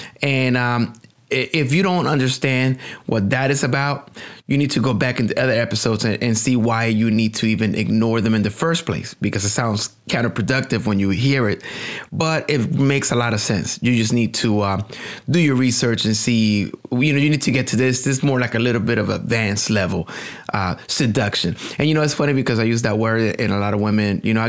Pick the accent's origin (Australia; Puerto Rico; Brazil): Puerto Rico; English is a second language; now in United States; when I was coming up, I came to the United States from Puerto Rico. I didn't have language skills. I didn't speak English.